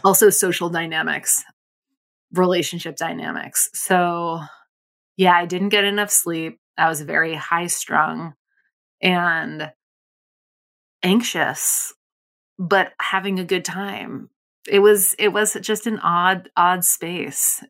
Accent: Provincetown, Massachusetts, United States; I grew up in Provincetown in, on Cape Cod

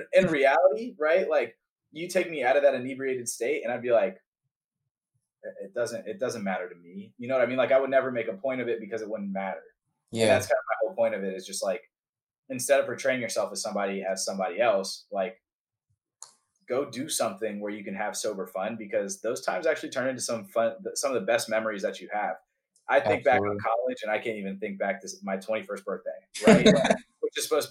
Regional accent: Atlanta, Georgia, United States; moved away; I'm from Atlanta

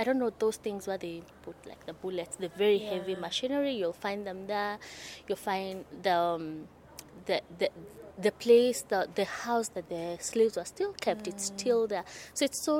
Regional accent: Nairobi, Kenya; I am from Nairobi, Kenya.

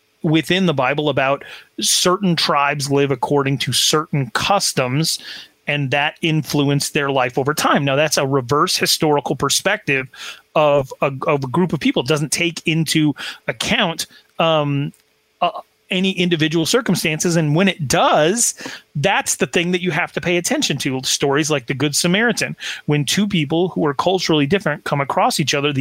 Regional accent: Sheridan, Wyoming, United States; My hometown, Sheridan, Wyoming

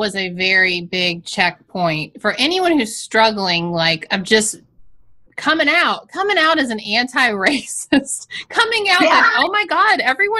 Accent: the South, United States; I come from the South.

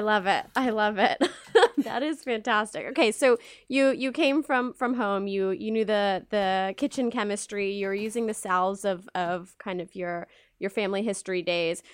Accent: Dallas, Texas, United States; moved away as an adult; now in New York City, United States; I was born and raised in the South, Texas to be specific

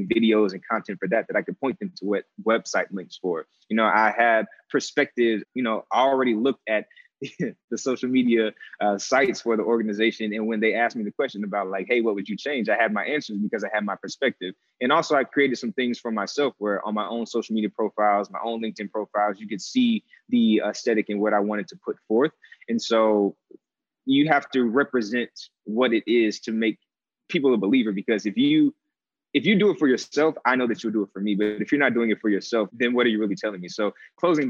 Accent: St. Louis, Missouri, United States; moved away as an adult; now in Chicago, United States; I'm born and raised in St. Louis. And so living in Chicago for the past 10 years is the adjustment

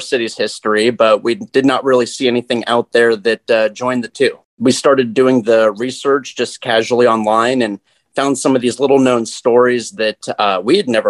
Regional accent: Las Vegas, Nevada, United States; born or raised there

